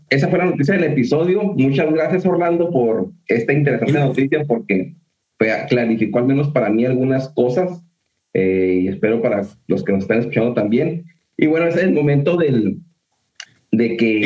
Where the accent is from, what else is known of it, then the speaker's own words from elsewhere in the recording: Mexico; de donde venimos de México